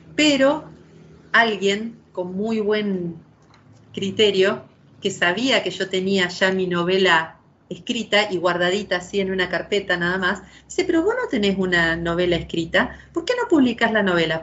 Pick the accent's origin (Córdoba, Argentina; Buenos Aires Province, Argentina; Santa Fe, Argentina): Santa Fe, Argentina; somos dos mujeres santafesinas